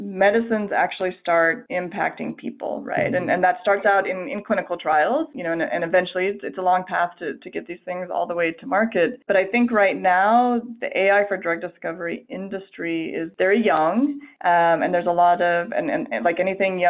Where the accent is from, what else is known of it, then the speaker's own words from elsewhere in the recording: Colorado, United States; also born or lived in San Francisco; now in Salt Lake City, United States; I am actually originally from Colorado